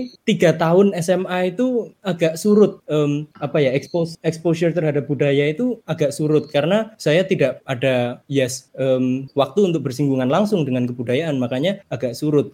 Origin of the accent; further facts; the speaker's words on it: Java, Indonesia; now in Yogyakarta, Indonesia; Identitas budaya pertama-tama tentunya saya sebagai orang Jawa